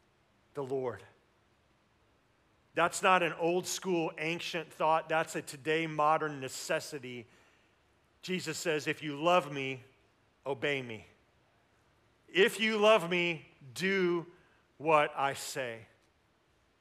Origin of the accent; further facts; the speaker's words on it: Tulsa, Oklahoma, United States; We grew up in Tulsa